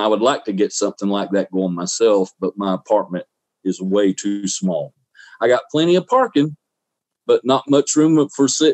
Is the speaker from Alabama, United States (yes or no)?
yes; Southeast Alabama, United States; also born or lived in Ozark, Alabama / Daleville, Alabama / Clayhatchee, Alabama; now in Florida, United States; Alabama, Southeast Alabama, near Dothan. I was born in Ozark, raised, went to school in Delville